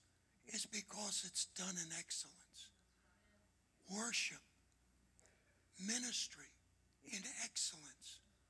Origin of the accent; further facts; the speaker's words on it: United States; I grew up on Long Island Sound, did a lot of fishing, lived on a boat the summertime on the beach.